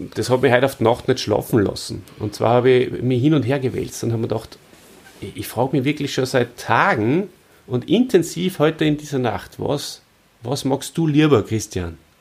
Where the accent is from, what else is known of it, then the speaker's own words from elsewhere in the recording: Austria; bei uns in Österreich